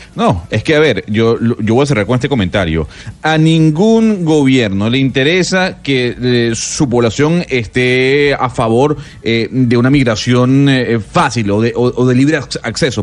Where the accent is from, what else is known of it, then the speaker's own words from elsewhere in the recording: Venezuela; como venezolano